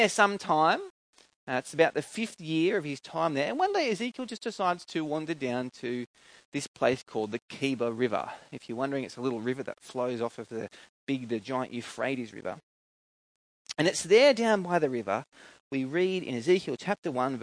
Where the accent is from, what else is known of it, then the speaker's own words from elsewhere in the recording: Coffs Harbour, New South Wales, Australia; where I grew up in Coffs Harbour